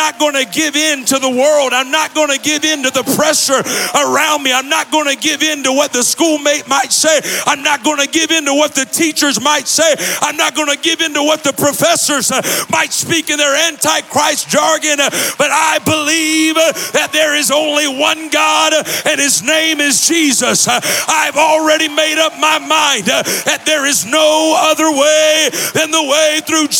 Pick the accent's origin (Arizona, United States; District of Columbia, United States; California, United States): California, United States; Los Angeles; now in Kansas City, United States; I'm originally from Los Angeles